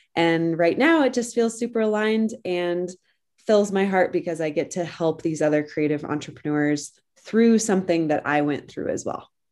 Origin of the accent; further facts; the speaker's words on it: Colorado, United States; moved away; I am originally from Colorado, and I grew up in the middle of nowhere on a ranch